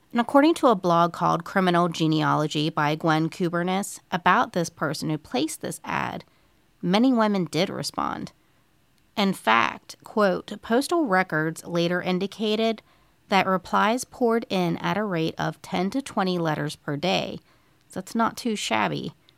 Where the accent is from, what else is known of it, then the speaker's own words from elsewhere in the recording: Moundsville, West Virginia, United States; This week, I have a very intriguing case with ties to my hometown of Moundsville, West Virginia, which I love, of course.